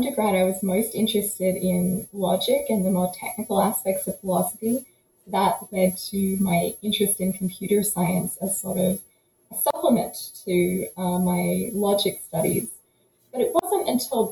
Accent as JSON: {"language": "English", "area": "about an hour northeast of Melbourne", "region": "Victoria", "country": "Australia", "tie": "born or raised there", "moved": "yes", "said": "So I grew up about an hour northeast of Melbourne in Victoria, Australia. So yes, I'm Australian by birth, as might be revealed by my accent."}